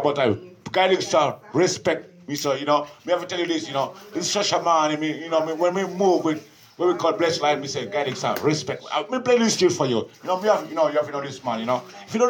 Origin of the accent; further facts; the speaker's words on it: Kenya; You know me, I'm a Kenyan.